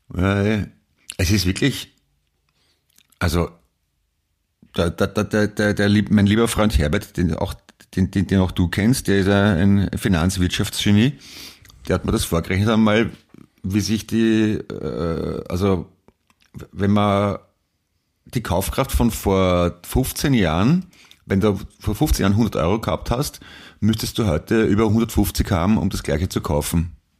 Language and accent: German; Vienna, Austria; ich bin ein Wiener